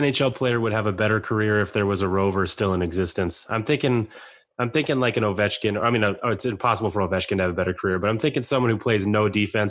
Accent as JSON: {"language": "English", "country": "United States", "said": "Even as an American"}